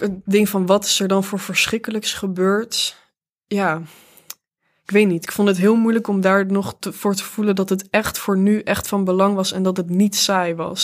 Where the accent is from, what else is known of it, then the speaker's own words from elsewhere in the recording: Venray, Limburg, Netherlands; moved away; in de Schouwburg van Venray, waar ik ben opgegroeid.